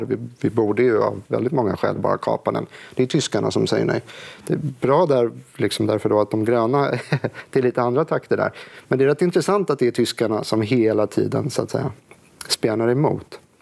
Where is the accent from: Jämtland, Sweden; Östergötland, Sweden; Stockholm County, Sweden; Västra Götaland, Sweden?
Stockholm County, Sweden; Stockholm; jag är från Stockholm